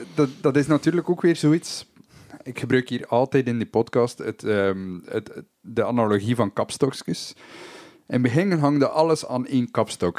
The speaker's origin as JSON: {"language": "Dutch", "country": "Belgium", "also_born_or_lived": "Germany"}